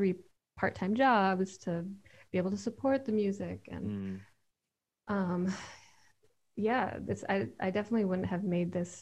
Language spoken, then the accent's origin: English; Michigan, United States; moved away as an adult; also born or lived in Philadelphia; I grew up in Michigan, but about 2 hours south of where I am now